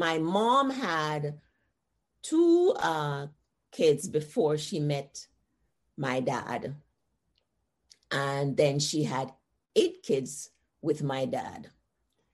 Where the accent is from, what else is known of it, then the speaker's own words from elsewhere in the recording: Jamaica; moved away as an adult; now in United States; Growing up in Jamaica